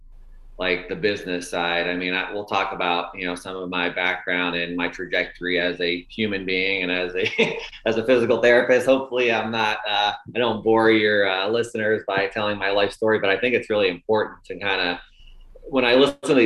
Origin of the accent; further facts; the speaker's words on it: Tampa, Florida, United States; also born or lived in Buffalo, New York; I was born in Buffalo, New York, and, you know, grew up there until the fifth grade. You know, we moved to the Tampa, Florida area in fifth grade. So I spent most of my, you know, pre-college years in Florida.